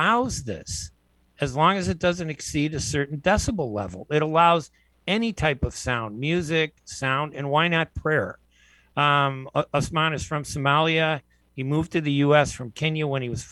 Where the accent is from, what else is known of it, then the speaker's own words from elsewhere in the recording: United States; I was born and raised here in the United States.